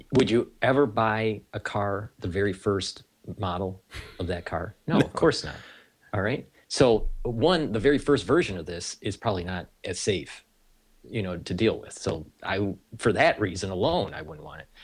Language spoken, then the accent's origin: English; United States; being an American